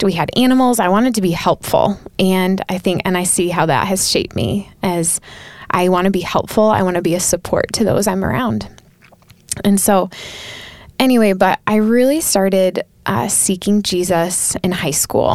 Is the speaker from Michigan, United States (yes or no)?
yes; Southwest Michigan, United States; I'm from Southwest Michigan originally